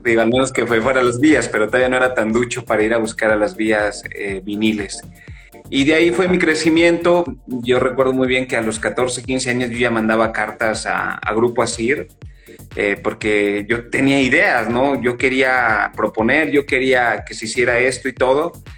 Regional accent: San Luis Potosí, Mexico

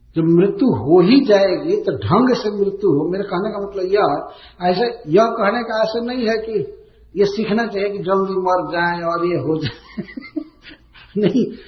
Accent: a village near Kudra station, Bihar, India; Kudra station पर हमारे गांव के निकट जो स्टेशन है

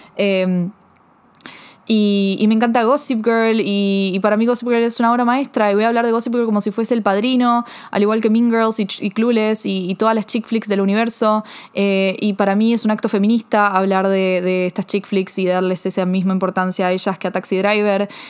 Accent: Argentina; soy argentina, yo no soy de Estados Unidos

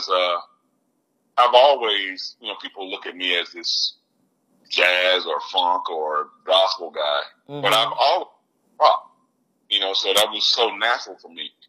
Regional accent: Birmingham, Alabama, United States; a monster guitar player from my hometown here in Birmingham.

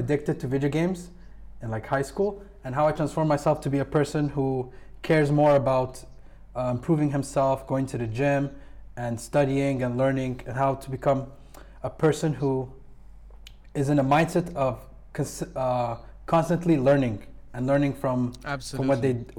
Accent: Kuwait; I'm from Kuwait, and I went to school in the same school as you

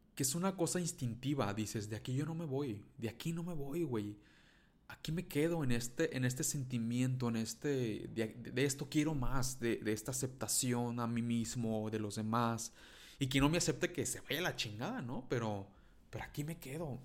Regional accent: Mexico; first language Spanish; soy mexicano

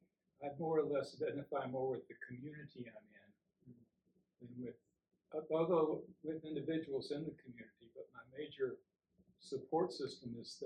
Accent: United States; also born or lived in Alabama / Georgia / Germany / California; now in Texas, United States; I was raised in Alabama and Georgia. But although I've been, most of my life now has been in Texas.

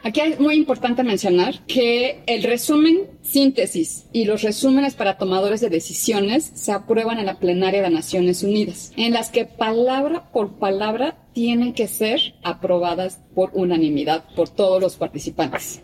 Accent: Mexico; fui la única mexicana seleccionada para el grupo 1

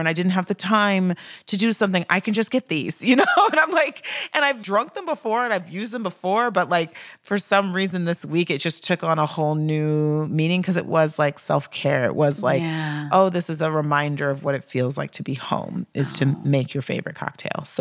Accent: Texas, United States; I'm from Texas and was raised in a very white suburb

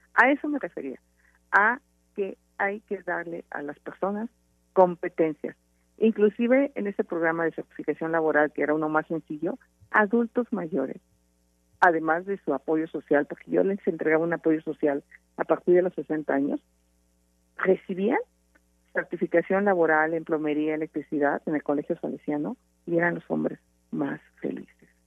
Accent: Hidalgo, Mexico; me enfrenté a los caciques hidalguenses como candidata a gobernadora

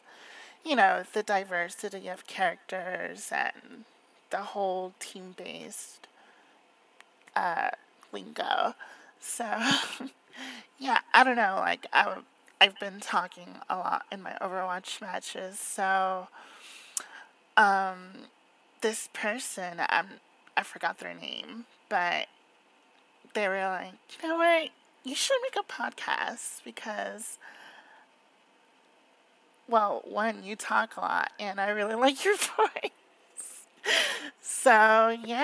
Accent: Florida, United States; I was born and raised in Florida

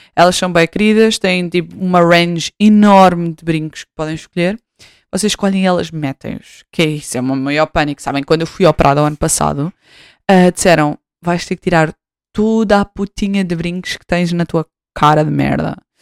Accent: Portugal; voltei para Portugal em 2019

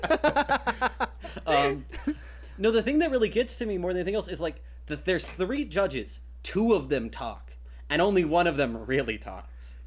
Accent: Kentucky, United States; I grew up in Kentucky, land of fried chicken.

